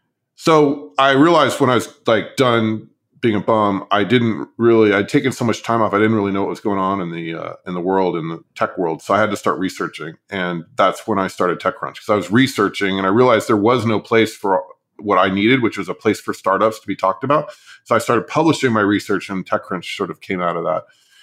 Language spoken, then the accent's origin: English; California, United States; So we grew up in Southern California, which is also a great place to grow stuff.